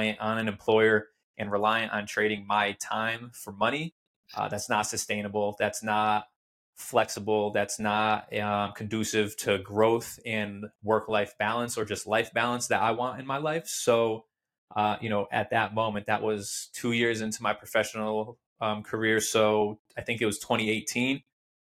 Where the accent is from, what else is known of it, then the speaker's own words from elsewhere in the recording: Torrington, Connecticut, United States; I was born and raised in Torrington, Connecticut.